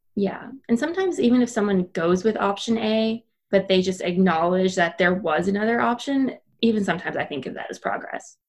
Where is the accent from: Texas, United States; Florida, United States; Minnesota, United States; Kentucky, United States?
Minnesota, United States; if we wanted to eat Mexican food growing up in Minnesota, we had to drive 45 minutes to St. Paul.